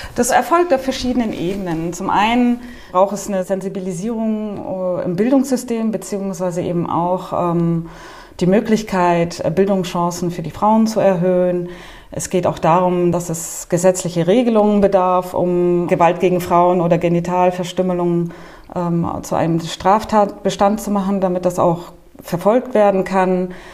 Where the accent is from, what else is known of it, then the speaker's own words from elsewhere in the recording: Germany; moved away as an adult; now in Nouakchott, Mauritania; als Deutsche